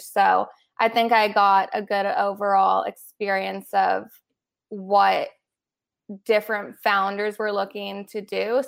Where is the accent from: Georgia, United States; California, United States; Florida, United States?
California, United States; Los Angeles; also born or lived in Boulder, Colorado; I was born and raised in Los Angeles, specifically the West Side